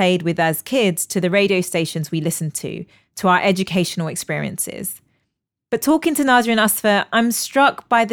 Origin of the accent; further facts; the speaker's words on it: London, United Kingdom; I grew up in East London before it became the cool hipster's playground it is now